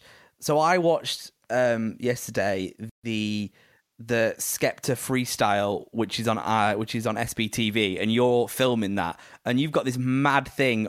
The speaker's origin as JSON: {"language": "English", "town": "Preston", "region": "North West England", "country": "United Kingdom", "tie": "born or raised there", "said": "I'm from Preston"}